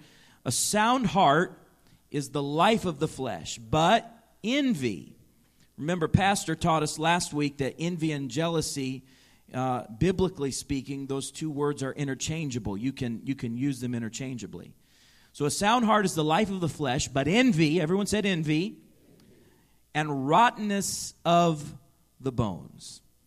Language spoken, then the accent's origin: English; Chicago, Illinois, United States; I remember seeing this very thing happen up close and personal in the life of a man in our church growing up in Chicago.